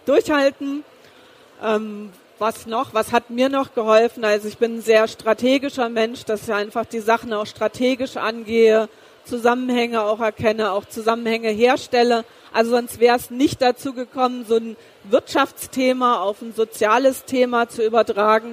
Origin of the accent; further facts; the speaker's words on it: East Germany, Germany; moved away; also born or lived in Karlsruhe; Ich bin ja geboren im Osten Deutschlands